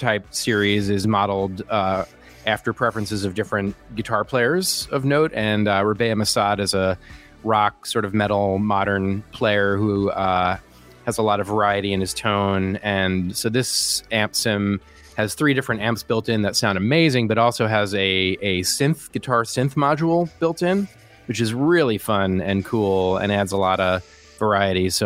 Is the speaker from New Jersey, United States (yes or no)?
no; New York, United States; I'm from New York